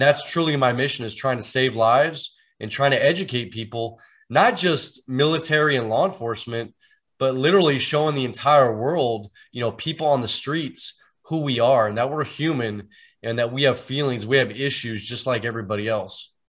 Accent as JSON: {"language": "English", "area": "San Francisco Bay Area", "region": "California", "country": "United States", "tie": "born or raised there", "said": "I'm actually originally from the Bay Area here in Northern California."}